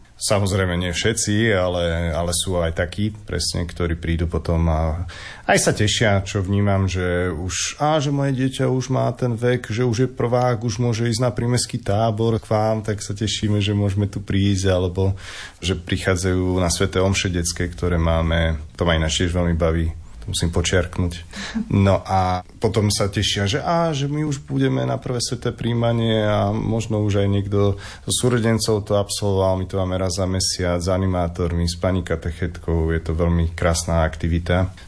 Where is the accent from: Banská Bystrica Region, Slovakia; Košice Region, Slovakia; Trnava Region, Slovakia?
Trnava Region, Slovakia; Trnava; moved away as an adult; also born or lived in Žilina; now in Partizánske, Slovakia; my vlastne s Maršom sme vyrastali v Trnave